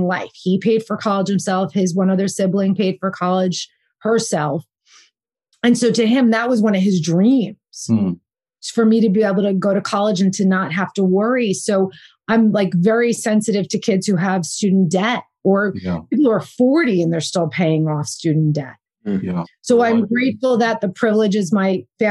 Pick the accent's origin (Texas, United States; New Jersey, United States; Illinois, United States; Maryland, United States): New Jersey, United States; moved away as an adult; also born or lived in Bergen County, New Jersey / Red Bank, New Jersey / Boston / New York City; now in California, United States; Jersey girl, born and raised in New Jersey